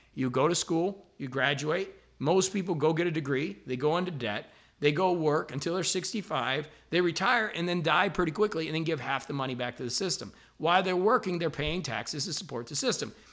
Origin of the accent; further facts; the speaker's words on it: La Porte, Indiana, United States; moved away; I'm actually up here in my hometown of LaPorte, Indiana, which is a really small town